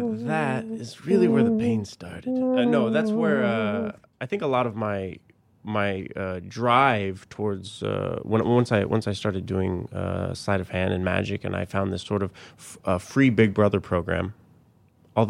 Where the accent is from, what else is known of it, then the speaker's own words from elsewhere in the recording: Colorado Springs, Colorado, United States; also born or lived in Littleton; Colorado Springs and Littleton.